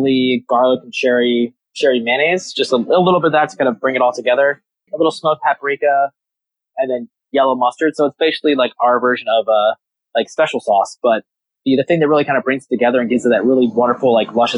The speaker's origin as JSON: {"language": "English", "region": "Maryland", "country": "United States", "said": "I'm from Maryland"}